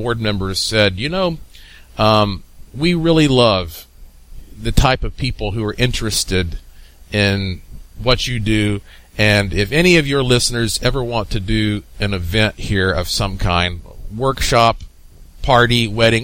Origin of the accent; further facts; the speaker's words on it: Asheville, North Carolina, United States; the mountains of Asheville, North Carolina. That's my hometown